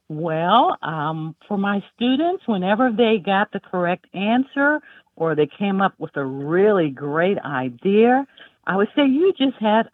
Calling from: Greensboro, North Carolina, United States; I'm calling from Greensboro, North Carolina.

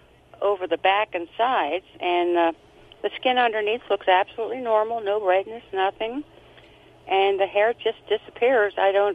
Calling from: Lancaster County, Pennsylvania, United States; I am calling from Lancaster County in Pennsylvania.

